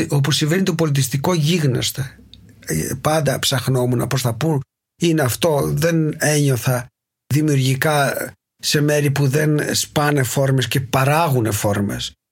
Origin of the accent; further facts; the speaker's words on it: Greece; moved away as an adult; now in Berlin, Germany; Έφυγα από την Ελλάδα μαζί με την Ρενάτη, την τότε γυναίκα μου, που, που ήταν η Γερμανίδα, την γνώρισα στην Έγινα. Ε, και ήθελε και αυτή να φύγει οπότε το συζητήσαμε και είπαμε ωραία πάμε Βερολίνο